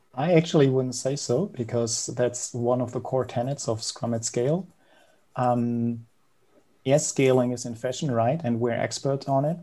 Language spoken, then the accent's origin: English; Berlin, Germany; I'm from Berlin, Germany, born and raised.